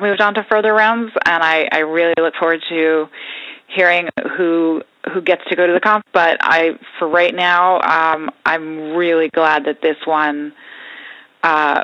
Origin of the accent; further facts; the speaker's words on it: New York, United States; Growing up in New York, my parents were very into theater